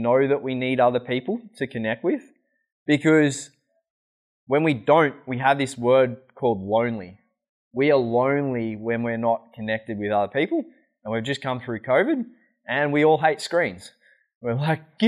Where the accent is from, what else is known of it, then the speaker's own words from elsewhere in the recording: Australia; moved away; I'm Australian